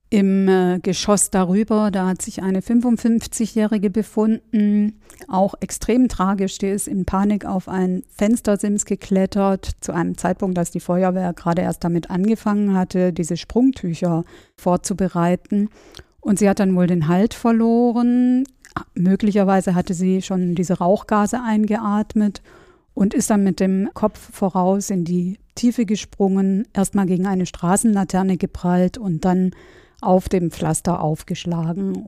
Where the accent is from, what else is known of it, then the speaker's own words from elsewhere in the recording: Stuttgart, Baden-Württemberg, Germany; kannte mich als Stuttgarterin äh, so ganz gut im Nachtleben aus